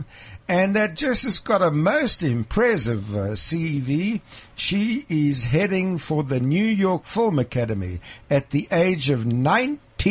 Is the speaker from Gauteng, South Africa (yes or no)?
yes; Krugersdorp, Gauteng, South Africa; as a young schoolboy growing up in Krugersdorp